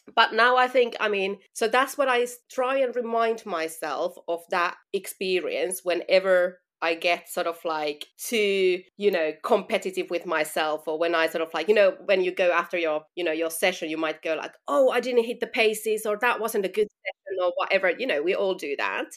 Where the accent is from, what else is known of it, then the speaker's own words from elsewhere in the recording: Finland; moved away as an adult; now in London, United Kingdom; I'm originally from Finland. So, that's you know where I'm from and where the accent is from